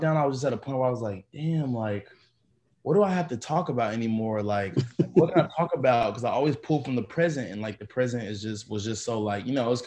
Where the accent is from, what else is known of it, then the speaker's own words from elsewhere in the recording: Arkansas, United States; moved away as an adult; now in Los Angeles, United States; I'm from Arkansas. I moved out to LA.